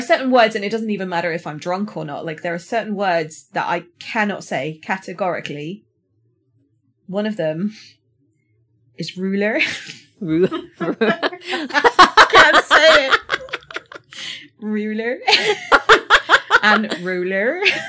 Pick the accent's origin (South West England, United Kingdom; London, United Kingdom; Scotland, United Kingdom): South West England, United Kingdom; accent: Somerset; Well, I do in my original accent. So I am from Somerset. So when I talk like I came from Somerset, this is what I sound like.